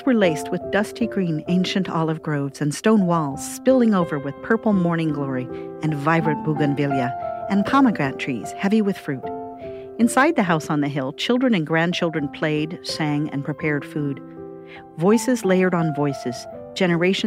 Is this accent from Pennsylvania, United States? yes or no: no; Cascade Mountains of Northern California, United States; I grew up in the Cascade Mountains of Northern California, among evergreen trees, conifers, tall and swooshy in the wind